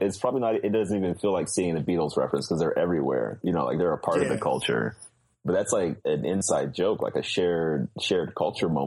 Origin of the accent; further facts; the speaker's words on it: the South, Georgia, United States; I grew up in the South, like, when I was knee-deep in Georgia